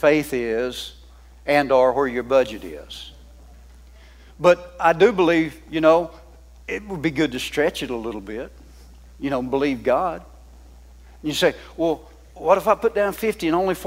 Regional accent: the South, United States; I'm a Southerner

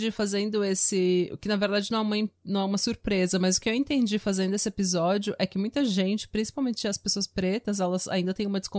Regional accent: Brazil; como eu venho do Brasil

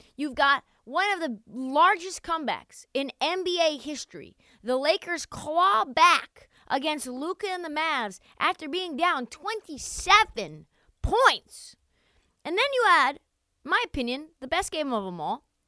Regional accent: Portland, Oregon, United States; my hometown, Portland, Oregon

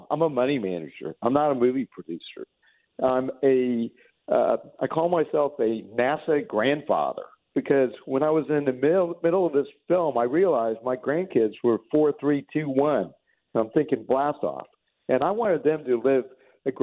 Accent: Independence, Missouri, United States; I'm also a Missouriite. I grew up in Independence, Missouri

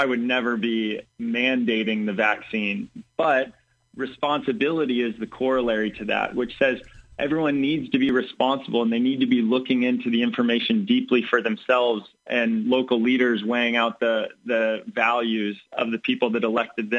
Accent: Central Illinois, United States; I grew up here in Central Illinois

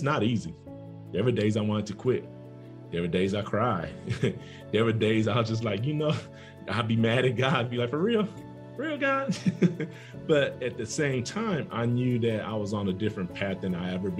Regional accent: Oakland, California, United States; now in Atlanta, United States; I was born and raised in Oakland, California.

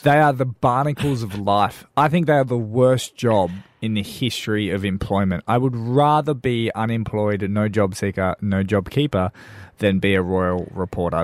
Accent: Darwin, Northern Territory, Australia; also born or lived in Perth, Western Australia; now in South Australia, Australia; I grew up in Darwin from Perth

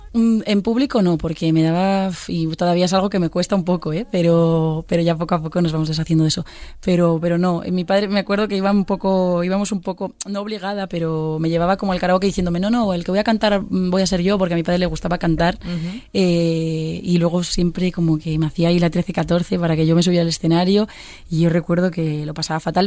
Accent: Pontevedra, Galicia, Spain; now in Madrid, Spain; yo soy de Pontevedra y es una ciudad, pero realmente somos 45.000 habitantes

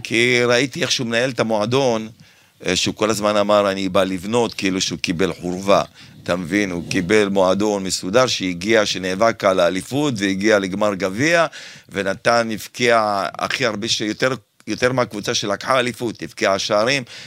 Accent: Kfar Saba, Central District, Israel; born or raised there; now in Herzliya, Israel

